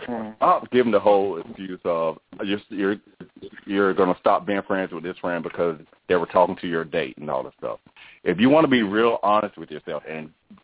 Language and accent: English; North Carolina, United States; And I guess I'm a North Carolina boy, so, you know.